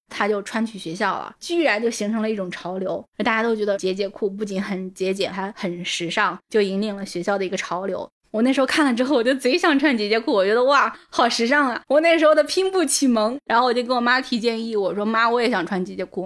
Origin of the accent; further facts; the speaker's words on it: a small town in Shandong, China; moved away as an adult; 因为我本身是从北方的小镇里面长大的嘛 现在我是主动地把自己移植到南方的土壤上面来了